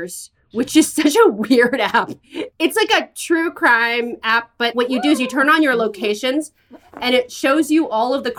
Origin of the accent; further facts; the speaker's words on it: San Francisco, California, United States; I grew up in San Francisco